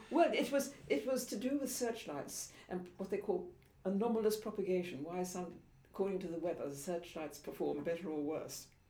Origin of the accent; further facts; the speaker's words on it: Devon, South West England, United Kingdom; moved away; also born or lived in London / Switzerland; in the country, in, um, just on the edge of Dartmoor